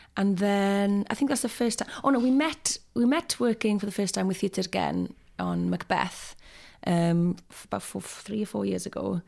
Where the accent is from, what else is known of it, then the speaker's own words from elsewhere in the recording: North Pembrokeshire, Wales, United Kingdom; also born or lived in Carmarthenshire; I'm from a t, very small, uh, village called Llanwynio, which is actually in Carmarthenshire. But I kind of always say that I'm from North Pembrokeshire.